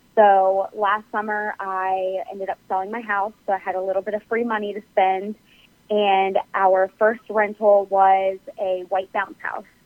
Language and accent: English; Harrisonburg, Virginia, United States; moved away as an adult; also born or lived in Eastern Shore (Maryland/Delaware); now in Virginia, United States; I grew up in Harrisonburg, Virginia